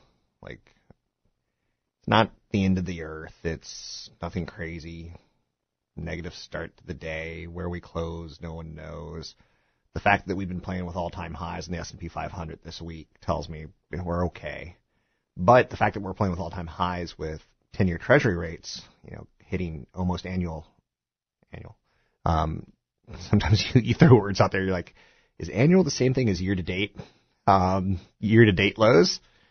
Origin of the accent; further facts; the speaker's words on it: East Coast, United States; now in California, United States; I'm a transplant from the East Coast to California, and it's really funny.